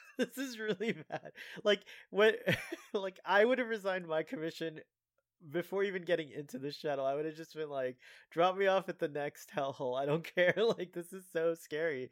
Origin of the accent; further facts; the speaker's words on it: Miami, Florida, United States; I was from Miami